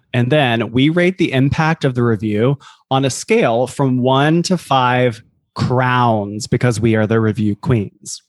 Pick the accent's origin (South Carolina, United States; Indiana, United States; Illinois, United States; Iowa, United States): South Carolina, United States; Columbia; moved away as an adult; now in New York City, United States; I'm from Columbia, South Carolina. I live in New York City